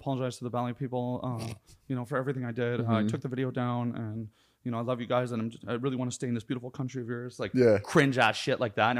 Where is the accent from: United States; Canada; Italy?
Canada; I'm Canadian.